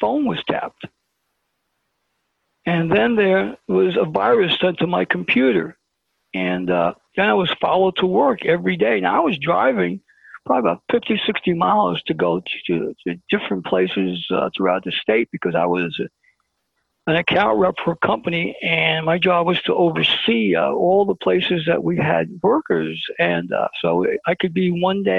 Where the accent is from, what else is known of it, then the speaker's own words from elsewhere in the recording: New York City, New York, United States; we don't take prisoners where I come from. I said, I'm from Brooklyn